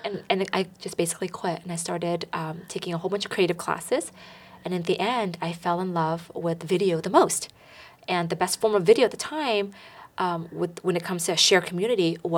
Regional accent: the Bay Area, California, United States; Growing up in the Bay Area

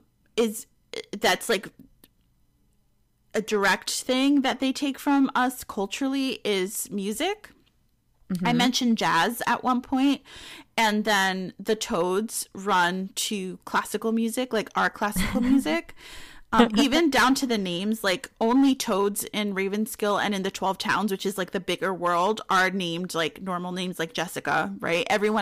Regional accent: Bronx, New York, United States; now in Peekskill, United States; Well, it's not my hometown. My hometown's the Bronx, but it's where I live.

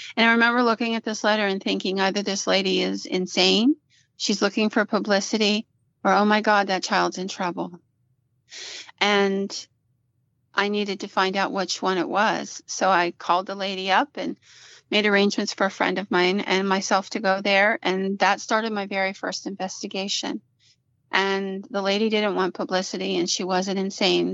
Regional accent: Williamsburg, Pennsylvania, United States; my hometown of Williamsburg

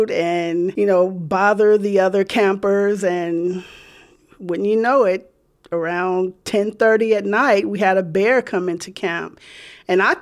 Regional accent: Richmond, California, United States; I grew up here in the Bay Area, Richmond, California. I grew up as the only girl in a family of nine. So I have eight brothers.

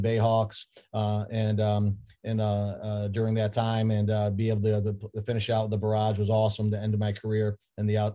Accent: Irondequoit, New York, United States; also born or lived in Fairport, New York; when my dad passed, we moved from Fairport, New York to Irondequoit, New York

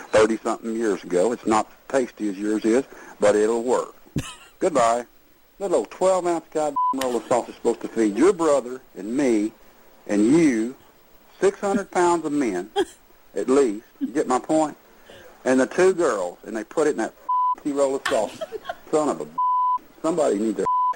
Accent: Texas, United States; I'm not from the North. I'm a Texas man

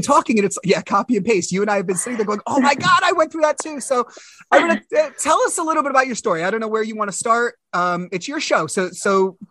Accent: United States; I'm a male from America

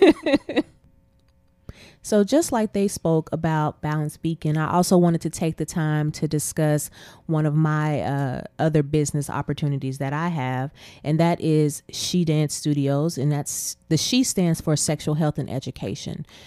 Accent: Abilene, Texas, United States; I'm originally from Abilene, Texas. Uh, I went to school in Abilene

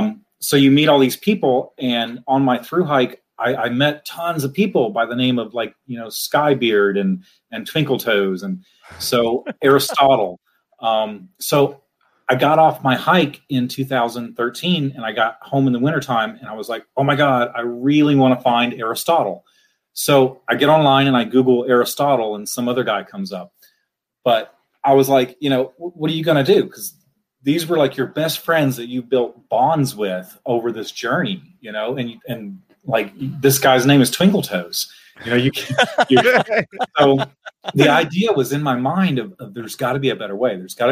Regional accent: Huntsville, Alabama, United States; So the way we talk, when I say I'm from Alabama, everyone says that. But there's a huge difference if you're from Huntsville.

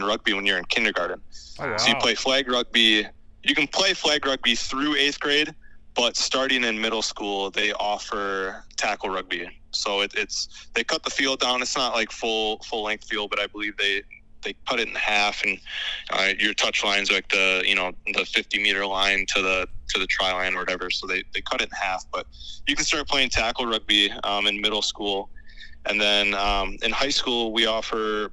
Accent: Green Bay, Wisconsin, United States; moved away as an adult; now in Chicago, United States; I'm originally from Green Bay, Wisconsin. I went to high school in De Pere, which is just outside of Green Bay

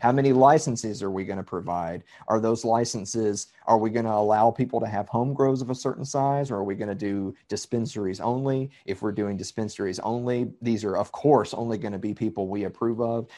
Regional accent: Columbia, Tennessee, United States; I'm from Southern Middle Tennessee. I'm from Columbia, Tennessee

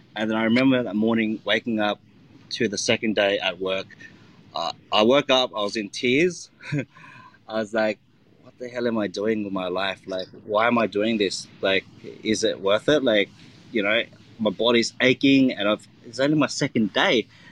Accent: Australia; I'm Vietnamese Australian, um, and I've I was born and grew up in Australia

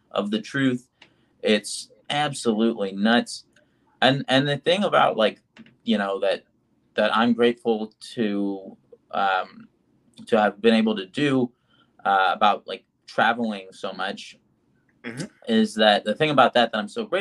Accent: United States; as an American

